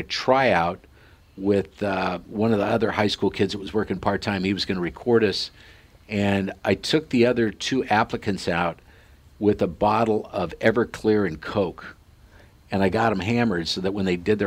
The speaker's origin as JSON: {"language": "English", "town": "Sidney", "region": "Nebraska", "country": "United States", "tie": "born or raised there", "said": "in this little hometown of 6,000 people, Sydney, Nebraska, where the Cabela's family grew up, and that's, if you've heard of the Cabela's, that's where they're from, and that's my hometown"}